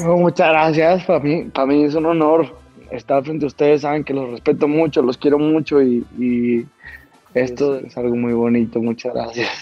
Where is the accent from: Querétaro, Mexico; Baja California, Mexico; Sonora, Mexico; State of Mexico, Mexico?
Sonora, Mexico; Caborca; also born or lived in Mexico City; Yo vengo de un ranchito de Caborca